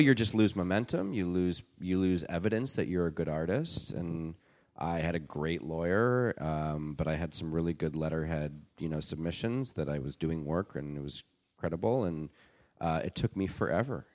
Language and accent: English; Canada; moved away as an adult; now in Los Angeles, United States; I'm Canadian